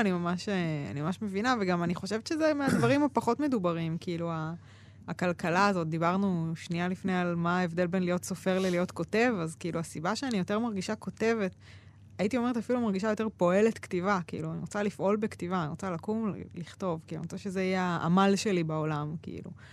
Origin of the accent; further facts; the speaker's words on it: Ramla, Central District, Israel; moved away; also born or lived in Jerusalem; גדלתי ברמלה